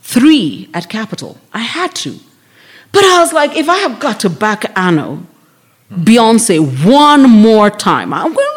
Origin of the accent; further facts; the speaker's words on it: Nairobi, Kenya; Yeah, so I was like, I'm from South B.